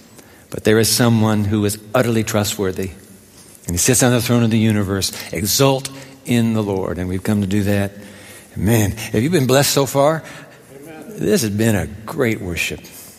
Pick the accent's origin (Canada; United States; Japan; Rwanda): Japan; Tokyo; I was born in Tokyo, grew up in Japan.